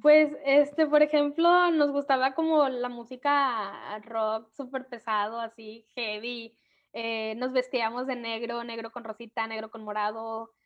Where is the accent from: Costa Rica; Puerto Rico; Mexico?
Mexico; Manzanillo, Colima; also born or lived in Tecomán, Colima; soy de Manzanillo, Colima. Bueno, aquí vivo, aunque nací.